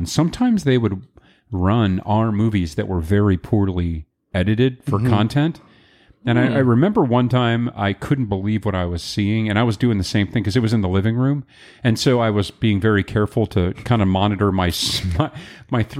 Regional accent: Iowa, United States; when I grew up in Iowa, we had very limited choices

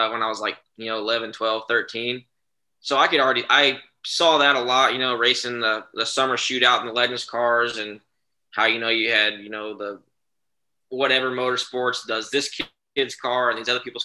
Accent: Texas, United States; moved away as an adult; now in Mooresville, North Carolina, United States; Growing up in Texas

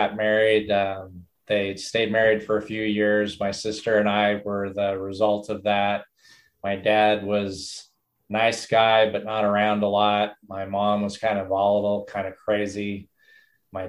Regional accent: Albany, New York, United States; moved away as an adult; now in Redding, United States; I grew up in upstate New York. I was born down in New York City, but grew up in Albany primarily

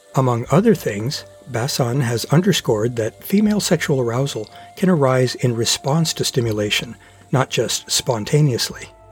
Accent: Portland, Oregon, United States; my hometown of Portland, Oregon

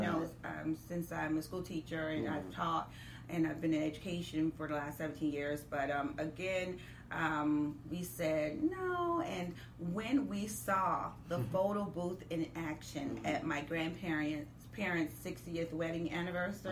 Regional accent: Michigan, United States; moved away as an adult; now in Dallas, United States; I'm originally from Michigan, and I've been here in Dallas for 7 years

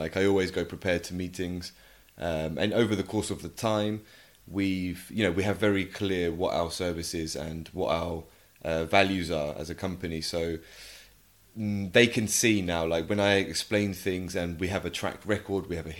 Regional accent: England, United Kingdom; first language English; I think for me, obviously being native English, half Spanish, half English, but obviously I grew up speaking English at home. So Spanish isn't my mother tongue.

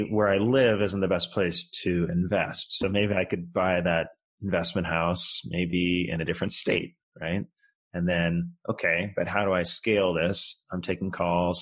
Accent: just outside of San Francisco, California, United States; moved away as an adult; also born or lived in Colorado / Japan; I grew up just outside of San Francisco, kind of in some affluent suburbs out there

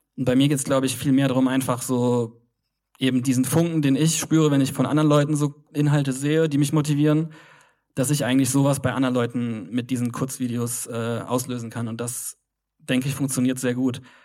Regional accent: Kaiserslautern, Rhineland-Palatinate, Germany; moved away as an adult; also born or lived in Cologne; Bin eigentlich aus Kaiserslautern, eine sehr kleine Stadt im Südwesten von äh, Deutschland.

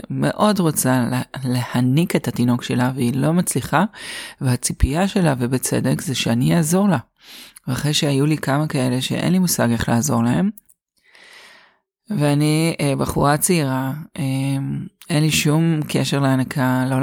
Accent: Haifa, Haifa District, Israel; אז הסיפור שלי מתחיל כך, אני חיפאית, גדלתי בחיפה ואת הלימודים למדתי באוניברסיטת חיפה

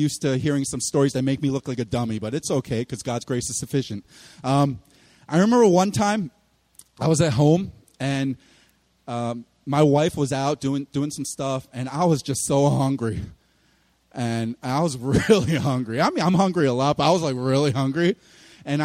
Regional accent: Philadelphia, Pennsylvania, United States; I'm from Philly

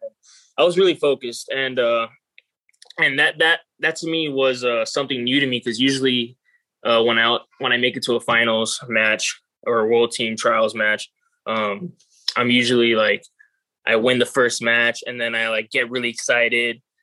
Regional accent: Miami, Florida, United States; also born or lived in Cuba; now in Las Vegas, United States

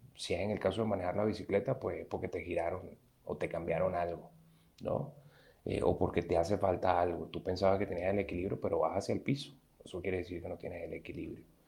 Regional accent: Venezuela; moved away as an adult; cuando salí de Venezuela y me vine a otro país

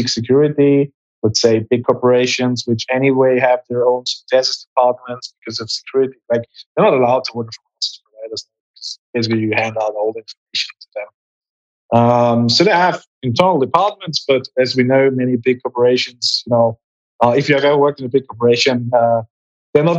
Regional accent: Graz, Styria, Austria; I was studying molecular biology in my hometown in Graz, in Austria

